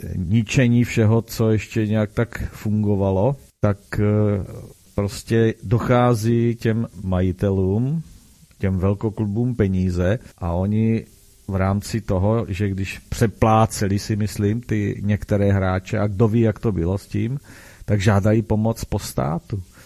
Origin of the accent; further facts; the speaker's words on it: Brno, South Moravian Region, Czechia; u nás v Brně